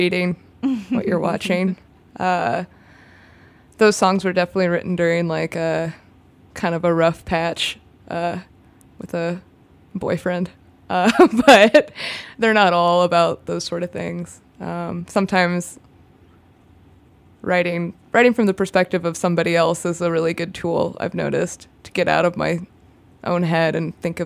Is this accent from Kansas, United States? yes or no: yes; Kansas, United States; now in Chicago, United States; I'm from Kansas